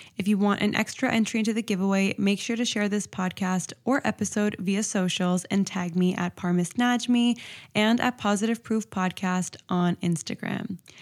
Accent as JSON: {"language": "English", "town": "Toronto", "region": "Ontario", "country": "Canada", "said": "I'm from Toronto, and it gets really, really cold here"}